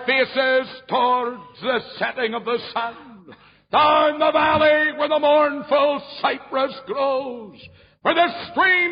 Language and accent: English; Ballymena, Northern Ireland, United Kingdom; my hometown of Ballymena